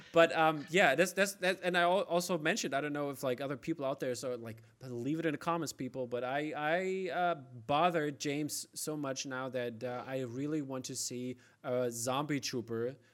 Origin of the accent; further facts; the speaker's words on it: Germany; I'm from East Germany